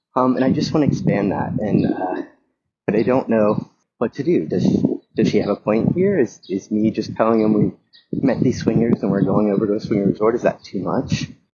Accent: the South, United States; moved away; I grew up in the South

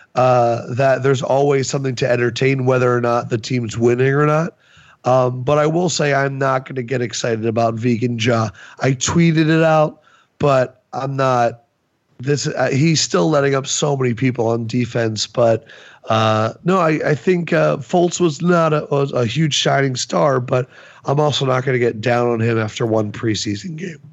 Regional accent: New York, United States; also born or lived in Nebraska / Kentucky; as a New Yorker

